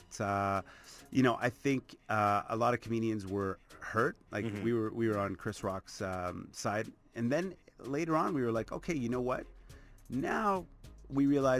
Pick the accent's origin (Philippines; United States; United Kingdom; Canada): Canada; And obviously, I love my home country. I mean, Canadian tours for me, it's so much fun to go coast to coast